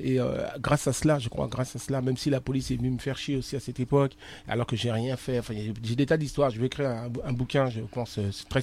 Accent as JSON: {"language": "French", "town": "Argenteuil", "region": "Île-de-France", "country": "France", "tie": "born or raised there", "said": "la banlieue parisienne, euh, Argenteuil. 95. Euh, on habitait là-bas"}